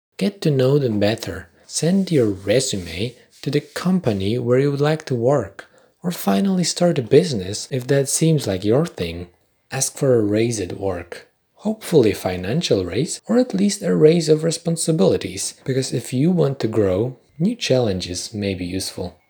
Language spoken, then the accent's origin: English; Poland; accent: Polish; first language Polish; English is a second language; My first language is Polish